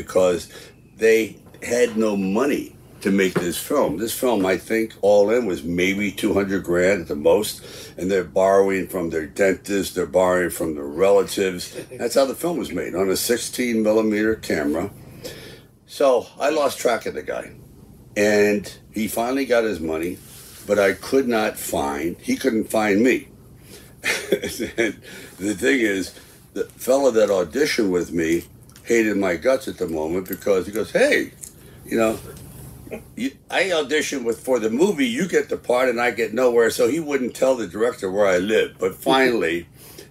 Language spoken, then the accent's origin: English; New York City, New York, United States; moved away; I grew up in Hell's Kitchen, New York, and so I never really left Manhattan